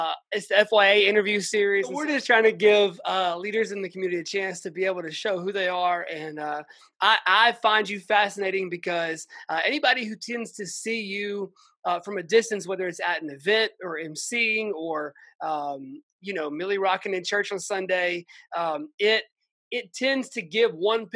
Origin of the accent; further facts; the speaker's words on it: Atlanta, Georgia, United States; moved away; also born or lived in Memphis; my hometown of Atlanta, Georgia. We're both from Atlanta.